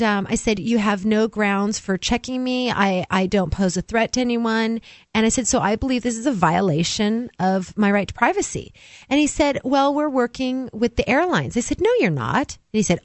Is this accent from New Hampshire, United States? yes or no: yes; New Hampshire, United States; I am from New Hampshire.